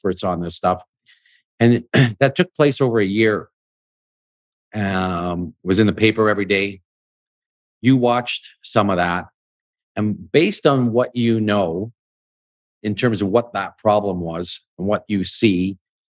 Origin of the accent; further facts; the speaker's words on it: Canada; as a Canadian